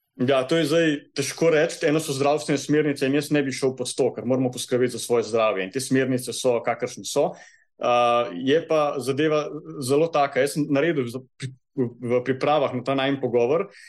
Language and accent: Slovenian; Kranjska Gora, Upper Carniola, Slovenia; Jaz prihajam iz Kranske gore